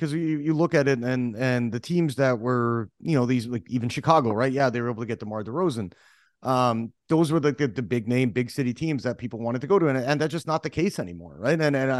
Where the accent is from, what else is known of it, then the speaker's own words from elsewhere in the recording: Canada; And this is where I come from as a Canadian, which kind of pisses me off, right?